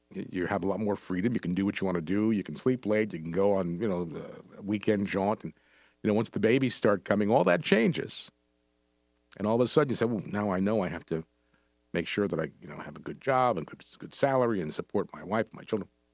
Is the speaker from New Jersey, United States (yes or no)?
yes; New Brunswick, New Jersey, United States; I grew up in New Brunswick, up here in central Jersey.